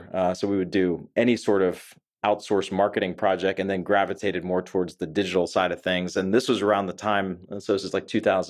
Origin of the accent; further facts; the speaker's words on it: Pittsburgh, Pennsylvania, United States; So I grew up in Pittsburgh, Pennsylvania.